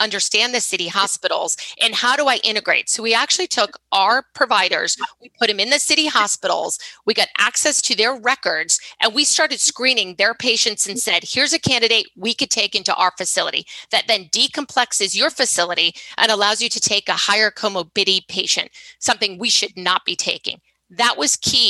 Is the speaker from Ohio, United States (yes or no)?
no; Rhode Island, United States; I'm from Rhode Island.